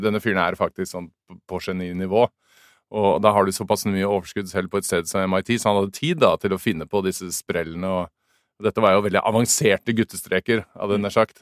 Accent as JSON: {"language": "Norwegian", "country": "Norway", "tie": "born or raised there", "also_born_or_lived": "Drammen", "moved": "as an adult", "lives_now": "United States", "said": "jeg vokste opp i Norge"}